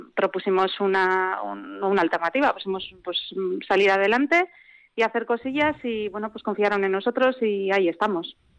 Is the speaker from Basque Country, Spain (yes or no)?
yes; Bilbao, Basque Country, Spain; also born or lived in Vitoria; now in Durana, Spain; nací en Bilbao, resido en Vitoria desde hace muchos años